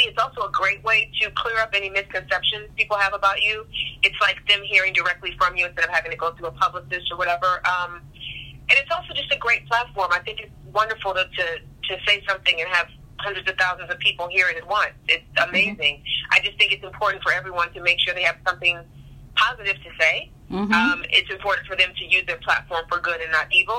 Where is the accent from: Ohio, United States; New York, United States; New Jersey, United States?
Ohio, United States; East Cleveland; moved away; I'm from East Cleveland originally. I graduated from Warrensville